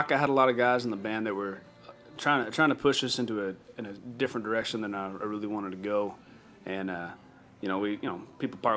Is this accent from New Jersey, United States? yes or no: no; Amarillo, Texas, United States; also born or lived in Hereford, Texas / Lubbock, Texas; I grew up in Amarillo.